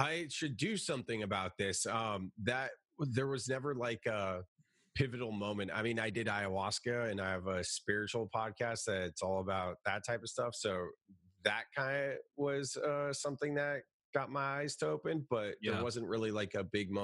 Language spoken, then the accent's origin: English; Silicon Valley, California, United States; I'm from Silicon Valley